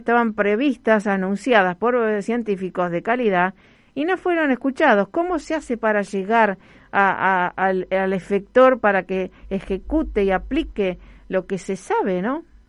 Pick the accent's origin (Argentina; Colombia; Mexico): Argentina; Rosario, Santa Fe; Como Rosarina